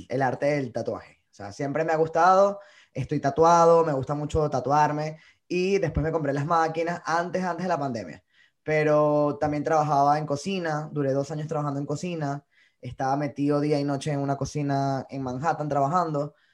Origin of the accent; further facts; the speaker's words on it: Colombia; now in New York, United States; Bueno, hoy en día me encuentro en Nueva York. Eh, tengo ya tres años acá desde que emigré de Colombia.